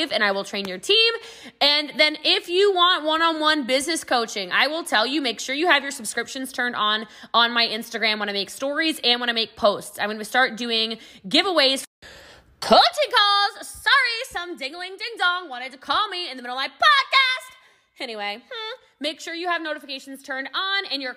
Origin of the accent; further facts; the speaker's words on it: United States; I am American